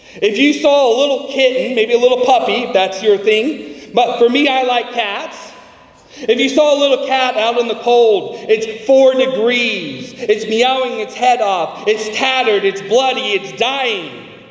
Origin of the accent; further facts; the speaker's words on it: California, United States; I'm from California, and we have an almond season.